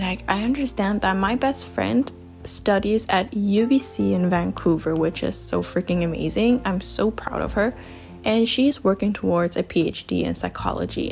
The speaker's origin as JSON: {"language": "English", "country": "Germany", "tie": "born or raised there", "also_born_or_lived": "China", "moved": "as an adult", "said": "my hometown. And yeah, when I moved back to Germany"}